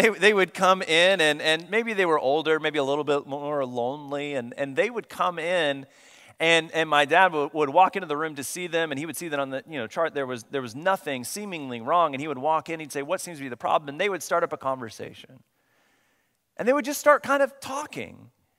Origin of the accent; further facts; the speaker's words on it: Coweta, Oklahoma, United States; now in Texas, United States; I grew up in Oklahoma, so my family and I just moved here last summer, a year ago now. We moved here to Texas, but before that, we lived in Oklahoma, and when I was young, I grew up in the small town of Coweta, Oklahoma.